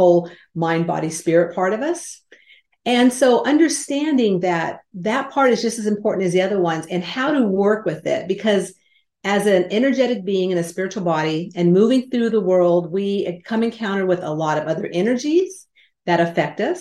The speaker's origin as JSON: {"language": "English", "region": "California", "country": "United States", "tie": "born or raised there", "said": "I grew up in California where the earth shook"}